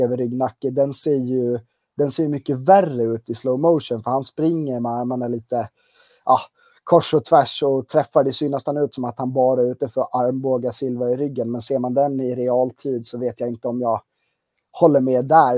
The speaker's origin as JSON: {"language": "Swedish", "region": "Gotland", "country": "Sweden", "moved": "yes", "lives_now": "Uppsala, Sweden", "said": "harvat runt lite på tidningen på Gotland, eh, där jag kommer ifrån. Eh, men bor ju på fastlandet och närmare bestämt i Uppsala"}